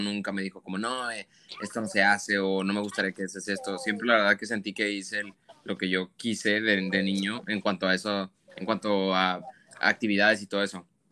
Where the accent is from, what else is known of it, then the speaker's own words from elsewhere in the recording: Monterrey, Nuevo León, Mexico; first language Spanish; moved away as an adult; yo crecí en Monterrey